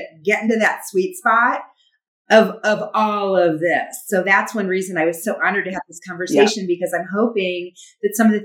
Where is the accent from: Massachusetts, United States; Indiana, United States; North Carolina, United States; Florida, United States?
Indiana, United States; also born or lived in Wisconsin / Chicago; now in Las Vegas, United States; I grew up in the Midwest and born in Wisconsin, grew up in Indiana, moved to Las Vegas from Chicago.